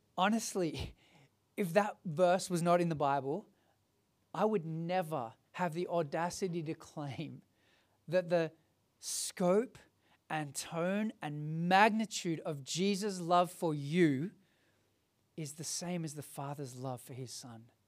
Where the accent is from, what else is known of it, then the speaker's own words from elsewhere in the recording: Sydney, New South Wales, Australia; Growing up as a kid, I grew up in the Hills District